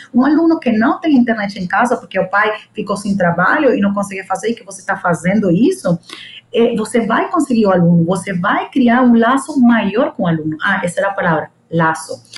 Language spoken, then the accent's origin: Portuguese; El Tigre, Anzoátegui, Venezuela; first language Spanish; Portuguese is a second language; moved away as an adult; also born or lived in São Paulo, Brazil / United States; now in Mato Grosso, Brazil; venho da Venezuela, minha língua é espanhol